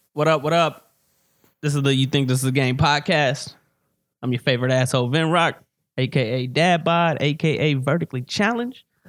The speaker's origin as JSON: {"language": "English", "town": "Louisville", "region": "Kentucky", "country": "United States", "tie": "born or raised there", "also_born_or_lived": "California", "said": "rapper from here in Louisville. I was born in California, but, you know, I moved here when I was five"}